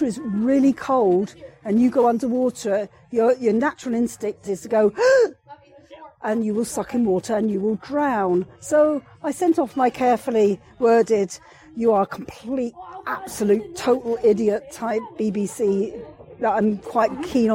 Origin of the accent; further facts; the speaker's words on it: England, United Kingdom; now in Scotland, United Kingdom; I'm English